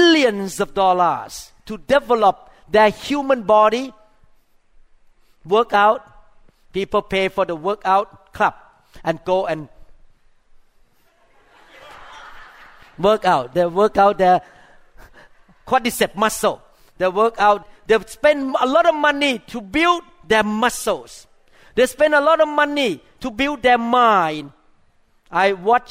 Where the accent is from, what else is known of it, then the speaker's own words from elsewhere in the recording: Thailand; moved away; I grew up in Thailand